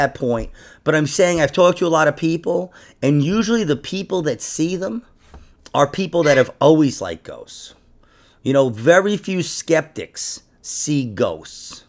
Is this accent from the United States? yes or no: yes; New York, United States; I'm from New York